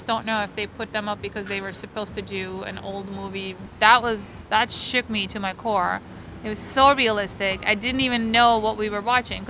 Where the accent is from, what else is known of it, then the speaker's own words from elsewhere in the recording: Istanbul, Turkey; moved away as an adult; also born or lived in New Orleans / Los Angeles; now in New York, United States; I grew up in Istanbul